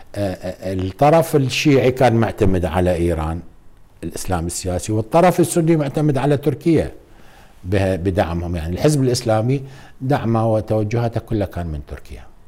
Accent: Iraq; احنا بالوزاره نعمل كعراقيين كلنا

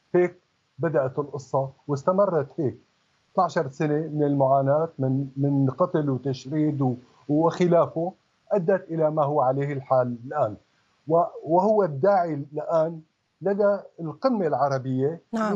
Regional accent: Syria; من حقنا كسوريين

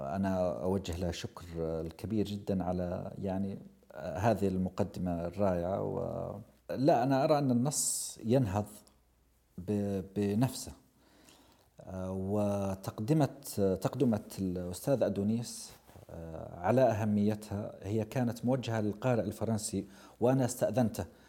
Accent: Abha, Asir, Saudi Arabia; أنا قريتي في بدايات، آه، جبل السودة، وأبها كلها أصلاً فوق جبل

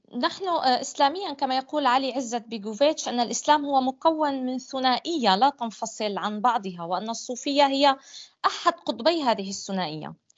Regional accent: Syria; أنا لست ابنة دمشق أنا ابنة محافظة أخرى في سوريا

